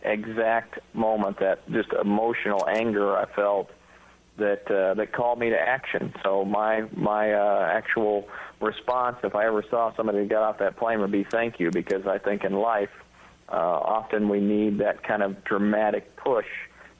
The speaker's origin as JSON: {"language": "English", "town": "Stillwater", "region": "Oklahoma", "country": "United States", "tie": "born or raised there", "also_born_or_lived": "Grand Haven, Michigan", "moved": "yes", "said": "My dad taught me at a very young age on the golf course growing up in Stillwater, Oklahoma"}